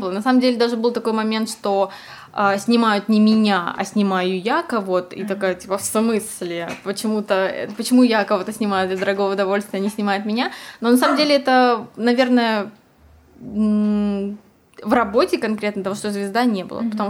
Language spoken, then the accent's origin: Russian; Tomsk, Tomsk Oblast, Russia; now in Moscow, Russia; Если честно, никогда и не думала, что я уеду из Томска.